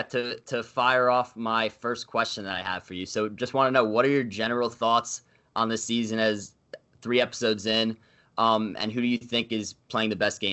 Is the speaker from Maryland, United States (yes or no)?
no; Plainview, New York, United States; I'm from Plainview, so I'm from there also.